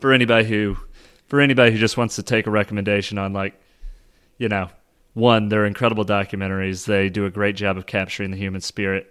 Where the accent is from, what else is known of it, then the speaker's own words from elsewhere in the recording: Kansas City, United States; I am from Kansas City